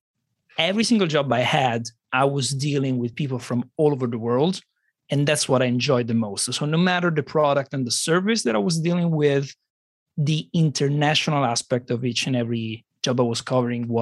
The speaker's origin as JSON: {"language": "English", "town": "Rome", "region": "Lazio", "country": "Italy", "said": "I'm from Rome, Italy, and I tend to be quite different compared to Italians from other parts of Italy."}